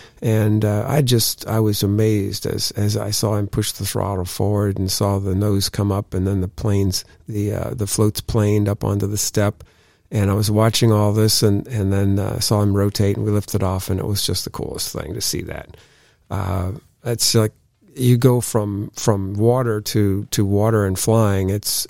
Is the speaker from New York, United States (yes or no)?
yes; New York, United States; as a kid growing up in the Finger Lakes region of upstate New York, the Erie Canal was just at the bottom of my street.